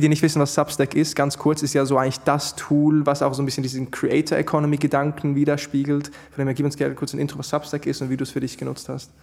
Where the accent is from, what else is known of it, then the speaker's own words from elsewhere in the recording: Switzerland; bei mir als Schweizer